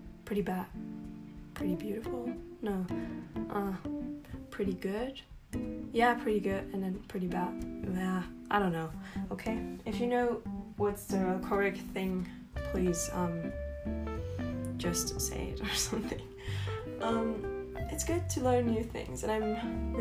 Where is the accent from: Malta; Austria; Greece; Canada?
Austria; first language German; English is a second language; I'm from Austria, and no, I'm not from Australia